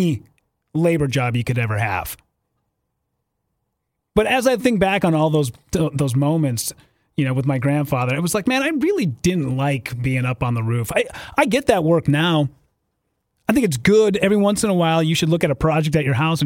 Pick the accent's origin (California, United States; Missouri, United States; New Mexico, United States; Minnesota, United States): Minnesota, United States; northern; moved away; a small town, northern Minnesota.